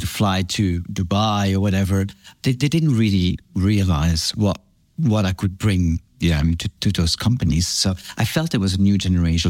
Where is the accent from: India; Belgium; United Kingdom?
Belgium; moved away; also born or lived in France / Australia; I grew up in France and then Belgium. My father is French. He, my mom is from Antwerp in Belgium. And so I grew up in Belgium. I went to boarding school in Belgium